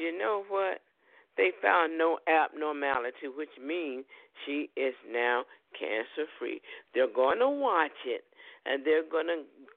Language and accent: English; United States; we're from America